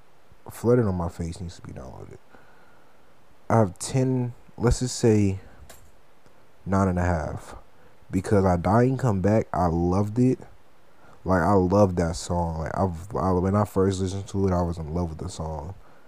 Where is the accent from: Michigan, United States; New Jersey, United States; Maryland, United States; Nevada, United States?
Michigan, United States; Detroit; I don't like new Detroit music. And that's weird because I'm from Detroit.